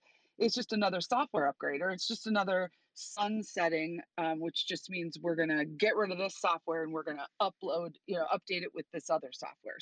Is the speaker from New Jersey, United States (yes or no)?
no; Chicago, Illinois, United States; I'm from Chicago